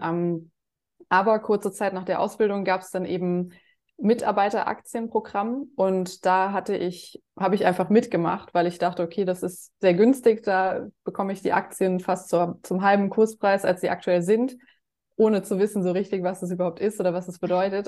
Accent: Germany; bei uns in Deutschland

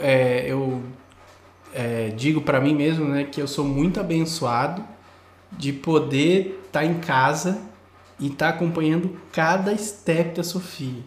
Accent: Brazil; moved away as an adult; quando eu saí do Brasil

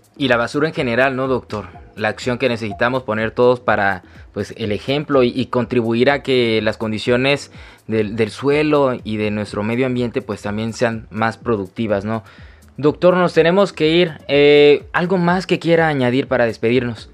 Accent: Tabasco, Mexico; como tabasqueños, como mexicanos

